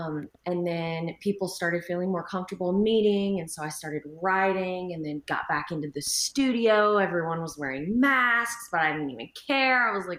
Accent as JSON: {"language": "English", "region": "Texas", "country": "United States", "said": "I'm a Texan."}